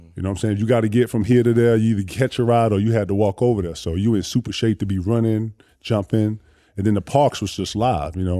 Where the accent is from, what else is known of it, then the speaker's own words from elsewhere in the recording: Greenville, South Carolina, United States; also born or lived in Mauldin, South Carolina; I'm from Greenville, South Carolina